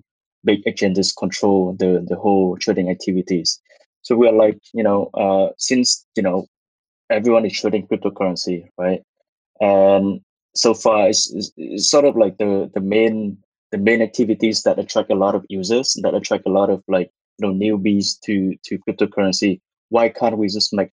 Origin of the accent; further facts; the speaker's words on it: Vietnam; moved away as an adult; also born or lived in Singapore; I was born and raised in Vietnam